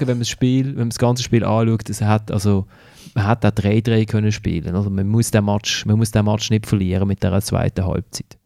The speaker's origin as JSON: {"language": "German", "town": "Basel", "region": "Basel-Stadt", "country": "Switzerland", "tie": "born or raised there", "said": "also erst Mal bin ich gebürtiger Basler und nicht Berufsbasler"}